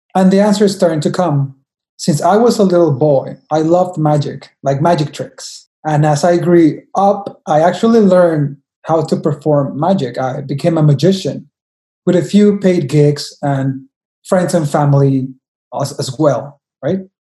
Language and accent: English; Mexico; I am from Mexico, I'm a Mexican